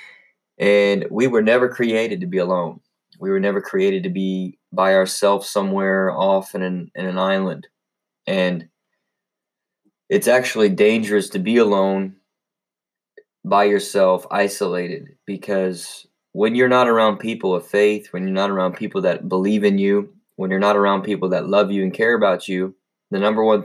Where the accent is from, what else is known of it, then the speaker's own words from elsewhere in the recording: United States; we as American citizens